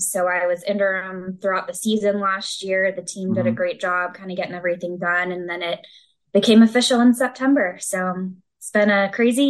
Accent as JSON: {"language": "English", "town": "Milton", "region": "Georgia", "country": "United States", "tie": "born or raised there", "moved": "as an adult", "lives_now": "Louisville, United States", "said": "I'm originally from Georgia, right outside Atlanta, Milton, Georgia."}